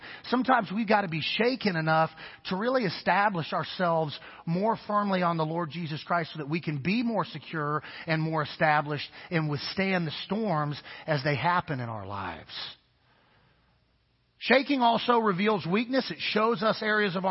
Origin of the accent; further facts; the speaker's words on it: Kansas, United States; I'm from the Midwest. So grew up in an area of the country called Tornado Alley.